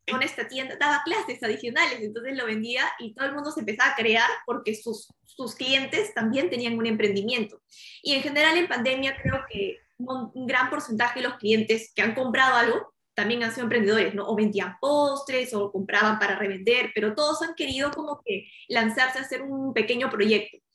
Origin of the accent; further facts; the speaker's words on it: Lima, Peru; now in Miami, United States; yo soy originaria de Perú, yo nací en Lima